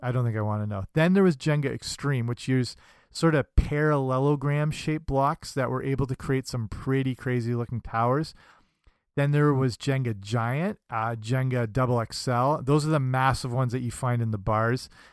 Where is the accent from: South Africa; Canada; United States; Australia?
Canada; I'm Canadian